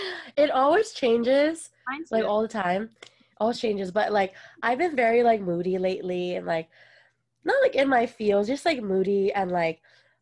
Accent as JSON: {"language": "English", "country": "Philippines", "accent": "Filipino", "said": "This my Filipino accent almost came out."}